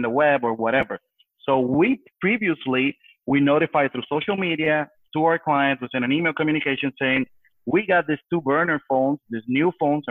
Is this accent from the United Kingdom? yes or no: no; Puerto Rico; being born and raised on Puerto Rico, in the island, we've been through hurricanes